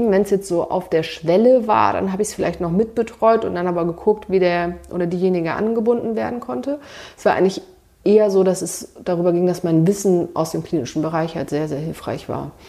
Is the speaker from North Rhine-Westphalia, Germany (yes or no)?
no; Hamburg, Germany; also born or lived in Göttingen; Naja, also ich komme aus Hamburg, habe damals Leistungssport gemacht und so ein paar alte Kontakte hatte man noch.